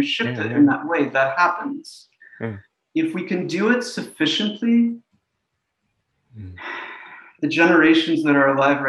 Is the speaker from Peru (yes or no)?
no; Russia; also born or lived in New York, United States; now in Philadelphia, United States; I was born in Russia, which was the USSR